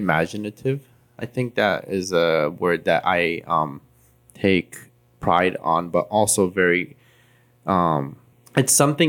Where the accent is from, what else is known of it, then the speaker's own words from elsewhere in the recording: Cincinnati, Ohio, United States; like Amy came from LA, I came from Cincinnati, it may not work here.